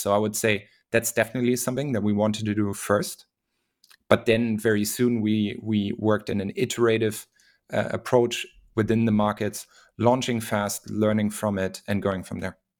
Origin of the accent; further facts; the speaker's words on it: Hamburg, Germany; now in Berlin, Germany; I'm originally from Germany, uh, from Hamburg. I'm based in Berlin